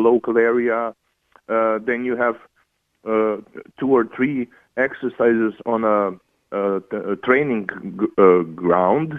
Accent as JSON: {"language": "English", "country": "Croatia", "moved": "yes", "lives_now": "Ireland", "said": "I'm from Croatia"}